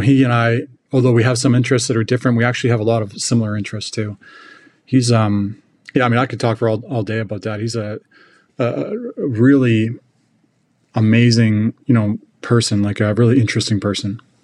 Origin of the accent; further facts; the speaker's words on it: British Columbia, Canada; moved away as an adult; now in Kansas City, United States; I grew up in British Columbia